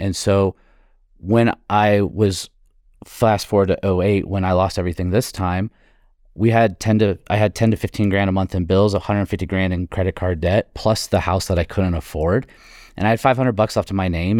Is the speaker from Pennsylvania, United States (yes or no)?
no; Florida, United States; I was growing up in Florida